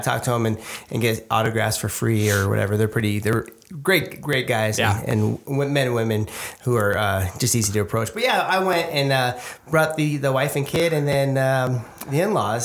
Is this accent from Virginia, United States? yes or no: no; Los Angeles area, California, United States; now in Colorado, United States; I'm from California, uh, more a little bit north, uh, Los Angeles area